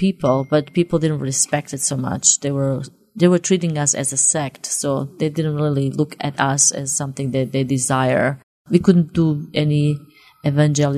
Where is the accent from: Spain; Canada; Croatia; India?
Croatia; moved away; also born or lived in Yugoslavia; it was just part that I grew up was Croatia